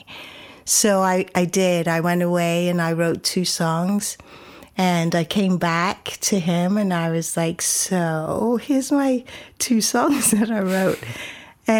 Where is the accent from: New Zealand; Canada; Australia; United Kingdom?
United Kingdom; Coventry, West Midlands; moved away as an adult; also born or lived in Shetland Isles, Scotland; now in Austin, United States; I was born and raised in Coventry, which is 2 hours north of London, to Jamaican parents who came over to the UK when they were young